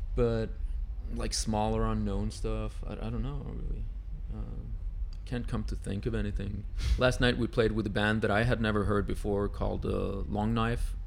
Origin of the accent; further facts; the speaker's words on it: Uruguay; moved away; I'm from South America, from yeah. Uruguay